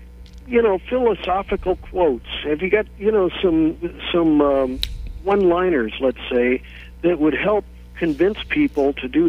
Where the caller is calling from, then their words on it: San Francisco, California, United States; I'm calling you from California, San Francisco.